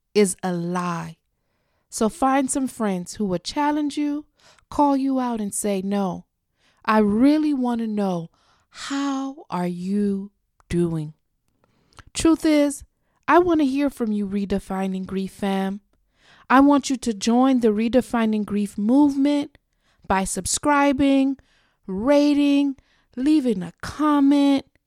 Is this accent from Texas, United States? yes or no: no; South Florida, United States; my hometown of South Florida